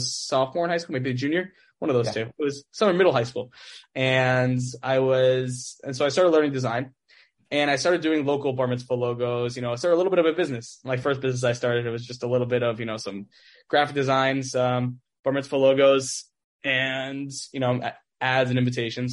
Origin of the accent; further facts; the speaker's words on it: Teaneck, New Jersey, United States; back in high school, I grew up in Teaneck